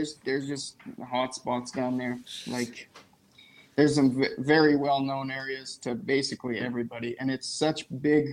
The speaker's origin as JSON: {"language": "English", "town": "High River", "region": "Alberta", "country": "Canada", "tie": "born or raised there", "also_born_or_lived": "Saskatoon area, Saskatchewan", "moved": "as an adult", "lives_now": "Nipawin, Canada", "said": "I grew up in High River, Alberta"}